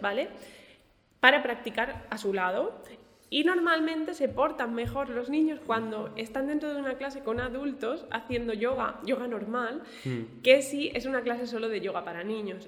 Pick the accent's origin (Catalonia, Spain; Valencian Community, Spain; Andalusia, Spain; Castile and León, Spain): Valencian Community, Spain; Alicante; now in Murcia, Spain; yo soy de Alicante